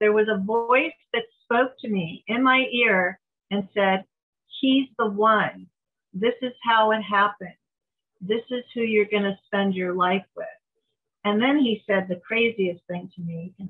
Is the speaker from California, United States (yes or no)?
yes; San Diego, California, United States; I was from San Diego.